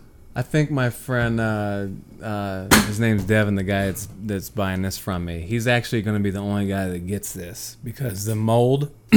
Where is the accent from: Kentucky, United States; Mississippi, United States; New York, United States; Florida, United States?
Kentucky, United States; And I grew up in Kentucky around farms